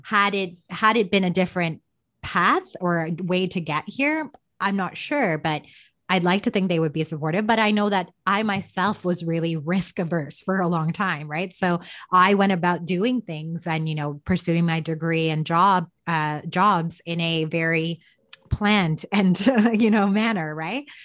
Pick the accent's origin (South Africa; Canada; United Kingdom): Canada; Toronto, Ontario; also born or lived in Chennai, India; I was born and raised here in Canada